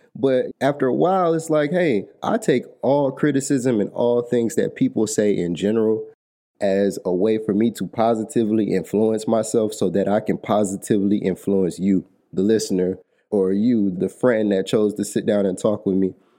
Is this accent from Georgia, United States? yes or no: yes; Atlanta, Georgia, United States; I'm from Atlanta, Georgia